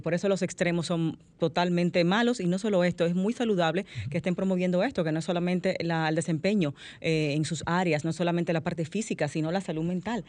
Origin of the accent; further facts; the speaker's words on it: Dominican Republic; todo el pesar que como pueblo dominicano eh, sentimos